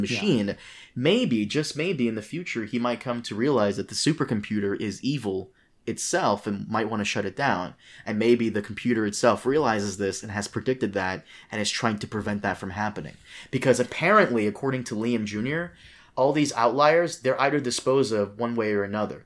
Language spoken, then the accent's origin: English; Brazil; I was born in Brazil. I am Brazilian